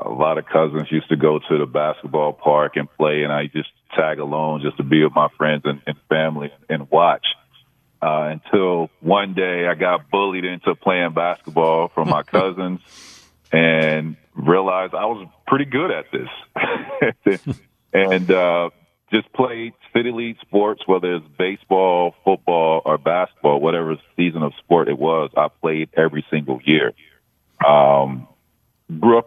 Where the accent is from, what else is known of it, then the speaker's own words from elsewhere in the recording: Auburndale, Florida, United States; I grew up in Central Florida, which is dead center in between Orlando and Tampa. It's called Arbondale, Florida